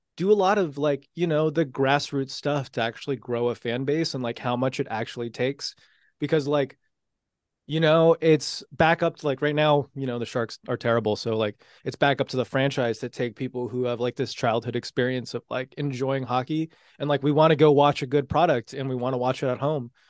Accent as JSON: {"language": "English", "town": "San Jose", "region": "California", "country": "United States", "tie": "born or raised there", "said": "me growing up in San Jose, those early years"}